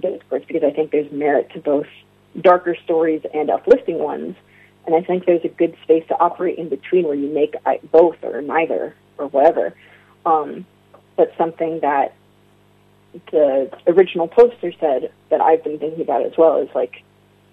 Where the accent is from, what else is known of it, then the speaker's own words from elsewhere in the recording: United States; as a queer person, as an Arab American